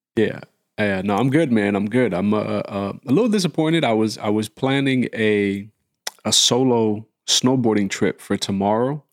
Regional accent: New York, United States; growing up in New York

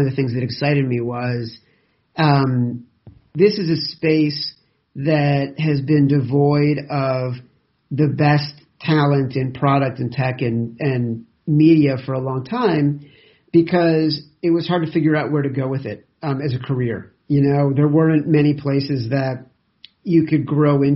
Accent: Chicago, Illinois, United States; growing up in Chicago

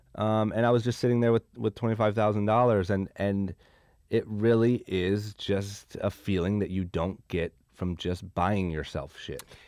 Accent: Akron, Ohio, United States; moved away as an adult; now in Los Angeles, United States; I'm from Akron, Ohio

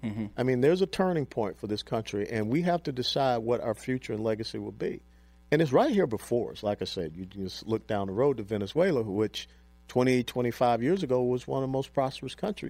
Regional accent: Atlanta, Georgia, United States; moved away; my hometown where I was born and raised, in Atlanta

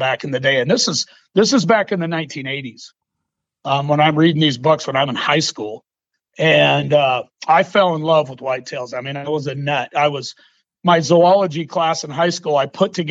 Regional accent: the Northwest, Pacific Northwest, United States; I'm from the Northwest

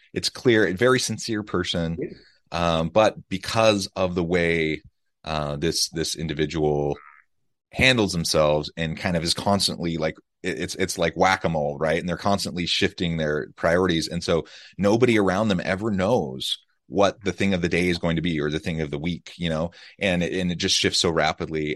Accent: United States; now in Utah, United States; Kansas City, Missouri, close to my hometown

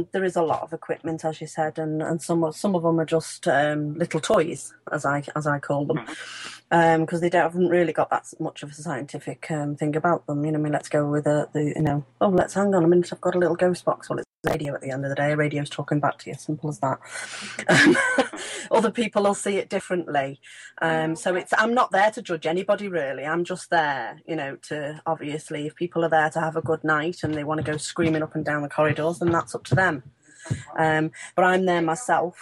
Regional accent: Ellesmere Port, North West England, United Kingdom; I'm from Cheshire

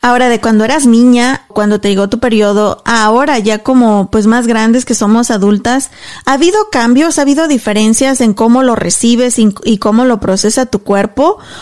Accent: Mexico; moved away as an adult; cuando me vine de México dejé todo allá

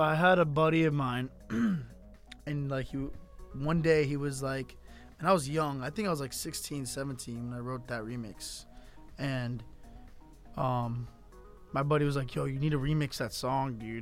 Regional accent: Miami, Florida, United States; I'm from Miami. I was born and raised in Miami

